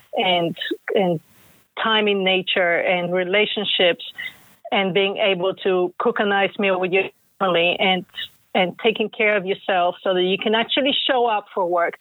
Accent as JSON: {"language": "English", "country": "Bulgaria", "tie": "born or raised there", "moved": "yes", "lives_now": "United States", "said": "I grew up in Bulgaria and then came to the U.S."}